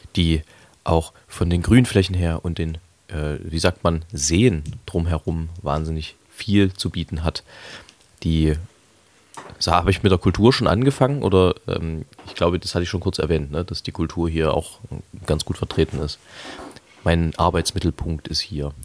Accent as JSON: {"language": "German", "town": "Leipzig", "region": "Saxony", "country": "Germany", "tie": "born or raised there", "said": "Ich, ich bin ein Leipziger Original, wie das so schön heißt. Ein, ein authentisches, nicht zugezogenes, sondern schon immer hier stattgefunden habendes. Ähm, und Leipzig ist meine Heimat"}